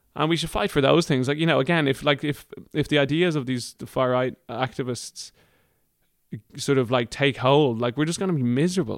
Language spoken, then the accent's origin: English; Ireland; moved away as an adult; also born or lived in Sweden; the type of Irish person I feel like